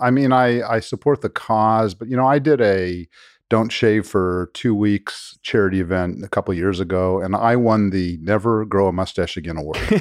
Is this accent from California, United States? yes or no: yes; Los Angeles, California, United States; moved away as an adult; now in Kentucky, United States; I'm actually born and raised in Los Angeles